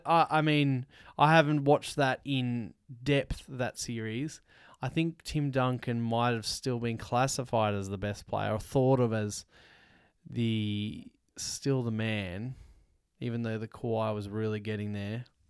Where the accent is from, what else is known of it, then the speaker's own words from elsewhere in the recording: Australia; we're from Australia